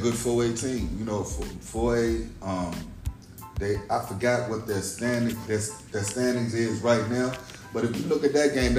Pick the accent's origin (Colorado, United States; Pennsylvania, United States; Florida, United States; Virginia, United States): Virginia, United States; Essex County; And I'm from Essex County